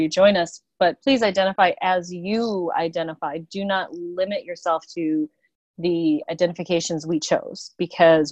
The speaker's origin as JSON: {"language": "English", "region": "South Dakota", "country": "United States", "tie": "born or raised there", "said": "growing up in a small town in South Dakota"}